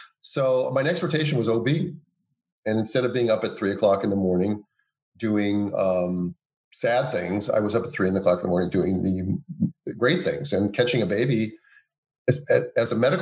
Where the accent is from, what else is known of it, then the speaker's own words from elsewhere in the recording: Minnesota, United States; the University of Minnesota, which was my home state